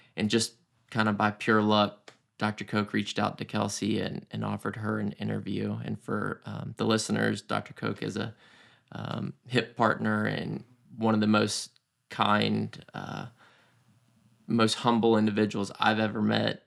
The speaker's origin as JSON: {"language": "English", "town": "Roswell", "region": "Georgia", "country": "United States", "tie": "born or raised there", "also_born_or_lived": "Houston", "said": "I grew up in Roswell, Georgia"}